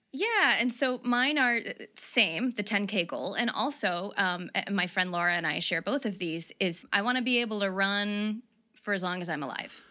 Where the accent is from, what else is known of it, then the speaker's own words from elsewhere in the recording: the South, United States; moved away; also born or lived in New York; I grew up in the South